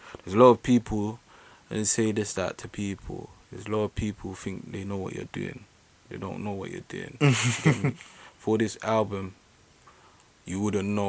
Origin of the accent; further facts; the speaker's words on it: London, United Kingdom; I'm from East London. Yeah? Don't know. East born and bred